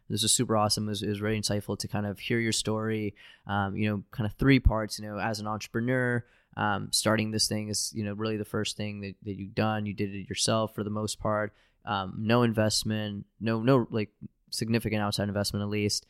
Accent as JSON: {"language": "English", "country": "United States", "said": "I'm an American"}